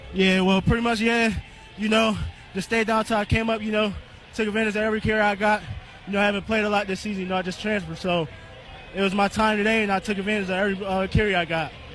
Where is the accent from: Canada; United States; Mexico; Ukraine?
United States; New York; moved away; also born or lived in Maine; I'm also from New York